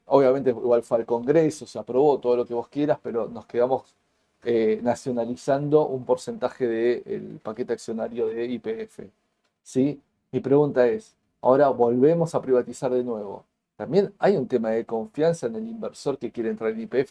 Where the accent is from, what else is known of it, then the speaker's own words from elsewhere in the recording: Argentina; como argentinos